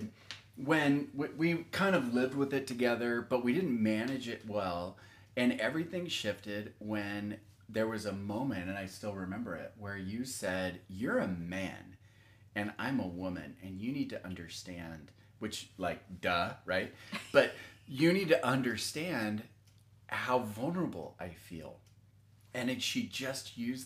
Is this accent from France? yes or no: no; Texas, United States; I grew up in Texas and we didn't lock anything